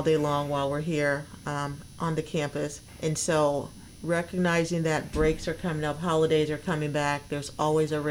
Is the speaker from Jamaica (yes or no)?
yes; Jamaica; also born or lived in Minnesota / upstate New York; now in Tennessee, United States; I'm originally from Jamaica